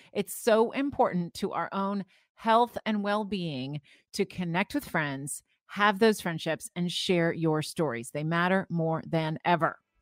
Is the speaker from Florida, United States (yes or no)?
yes; St. Petersburg, Florida, United States; I grew up in Saint Petersburg, Florida